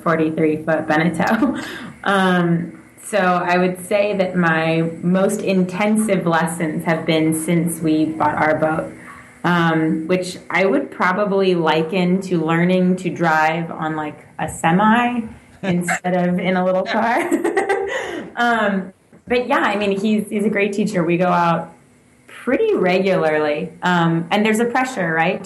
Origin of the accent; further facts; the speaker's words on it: San Francisco Bay Area, California, United States; I grew up on the water. I'm from the San Francisco Bay Area